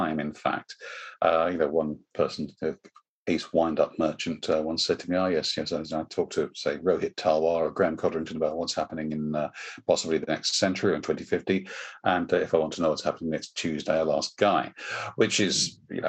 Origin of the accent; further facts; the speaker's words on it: United Kingdom; I am British